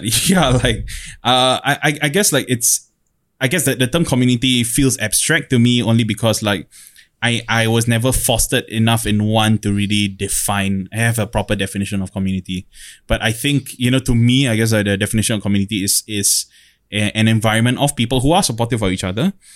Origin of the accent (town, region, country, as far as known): Singapore